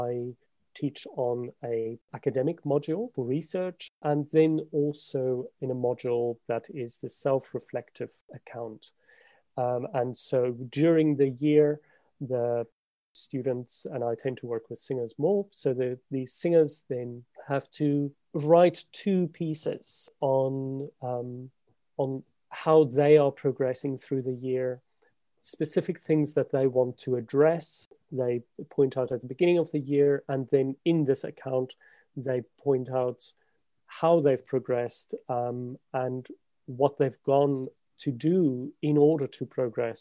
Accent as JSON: {"language": "English", "country": "South Africa", "also_born_or_lived": "Scotland", "moved": "as an adult", "lives_now": "London, United Kingdom", "said": "I am a South African pianist. I've left South Africa about 20 years ago now to do my undergraduate study in Scotland."}